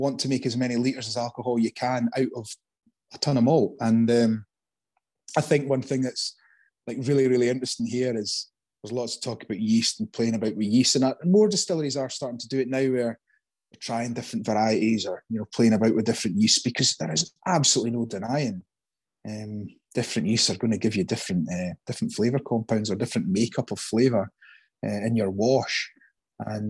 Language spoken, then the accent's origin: English; Dunkeld, Scotland, United Kingdom; moved away as an adult; now in Islay, United Kingdom; I grew up in Dunkeld, which I don't know, was probably 1,500 folk or 2,000 people